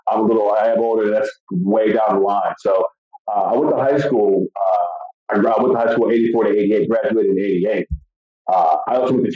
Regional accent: Stone Mountain, Georgia, United States; also born or lived in Atlanta; I grew up in Atlanta, in Stone Mountain, Georgia, went to high school.

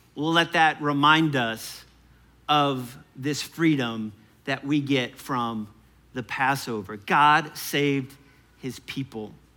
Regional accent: New Orleans, Louisiana, United States; I'm from New Orleans

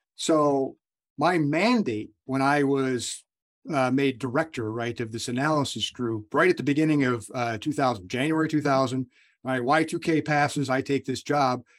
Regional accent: United States; I'm born and raised as an American

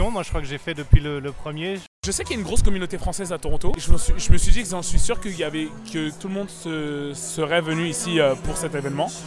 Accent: France; C'est un moment important parce que ça nous représente bien en tant que Français.

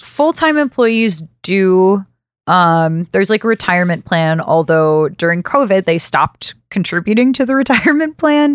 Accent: Birmingham, Alabama, United States; I'm from Birmingham, Alabama. Bessemer is very close to where I grew up

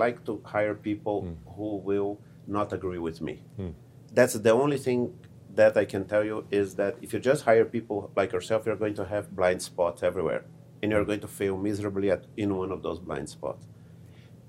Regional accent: Brazil; moved away; originally I'm from Brazil, I speak Portuguese

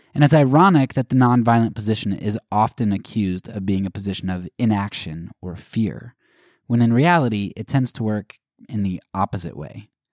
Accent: United States; as an American

